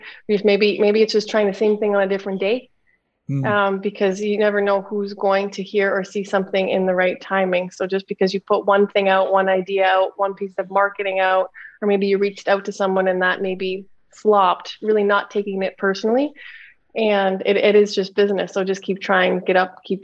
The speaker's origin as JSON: {"language": "English", "town": "Niagara-on-the-Lake", "region": "Ontario", "country": "Canada", "tie": "born or raised there", "said": "I grew up in a small town just outside of Toronto in Canada called Niagara-on-the-Lake."}